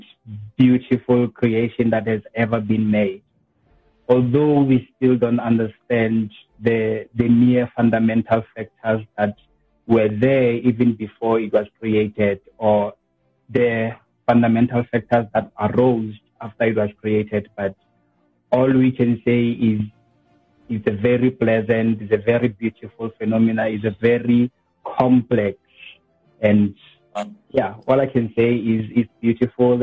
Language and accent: English; QwaQwa, Makgalong, Free State, South Africa; I was born in Free State, Kwakwa, specifically at Marakong.